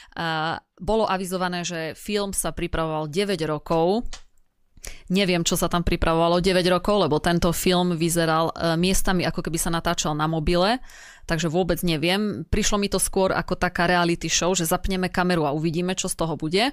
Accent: eastern Slovakia, Slovakia; u nás na východe

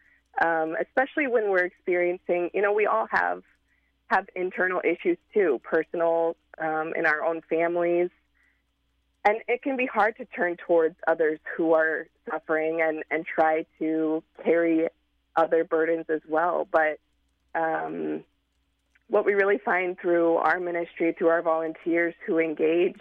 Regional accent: Nebraska, United States; moved away as an adult; now in Chicago, United States; I'm from Nebraska

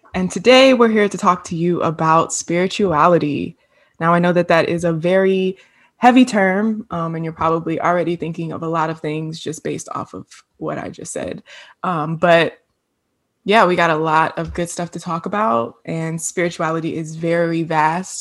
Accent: Hampton, Virginia, United States; moved away as an adult; now in Atlanta, United States; I'm originally from Virginia, Hampton, Virginia, seven five

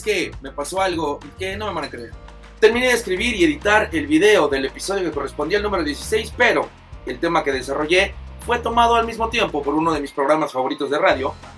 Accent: Mexico; en México

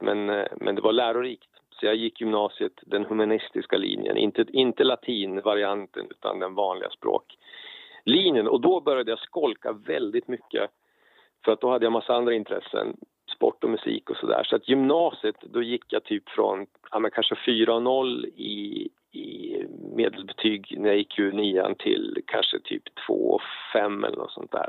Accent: Karlstad, Värmland, Sweden; Jag är född 1971 i Karlstad nere i Värmland

